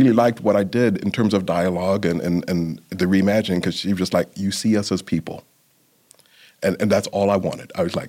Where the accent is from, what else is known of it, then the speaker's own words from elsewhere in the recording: London, United Kingdom; born there; because of my background, coming from being born in London, my mother being Jamaican, and raised in a predominantly white culture in a lot of ways